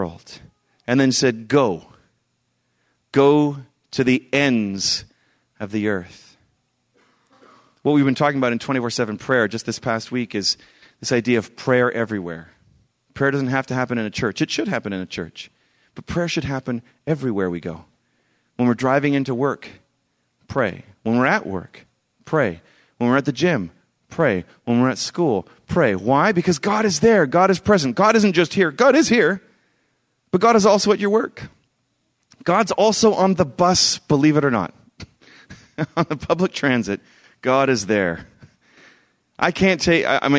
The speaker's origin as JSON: {"language": "English", "town": "Vancouver", "region": "British Columbia", "country": "Canada", "said": "I'm from Vancouver."}